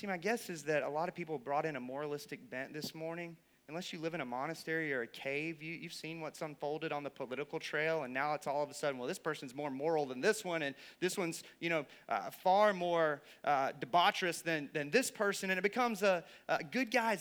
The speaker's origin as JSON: {"language": "English", "region": "the Bible Belt", "country": "United States", "tie": "born or raised there", "said": "I grew up in the Bible Belt"}